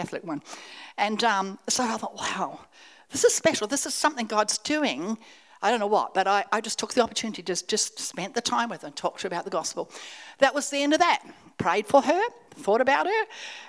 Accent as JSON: {"language": "English", "country": "Australia", "said": "And so then I'm from Australia"}